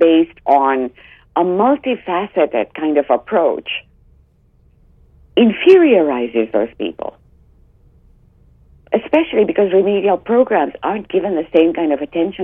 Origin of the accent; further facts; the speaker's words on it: Uganda; moved away; I grew up in Uganda, which was a British colony until 1967, a crown colony.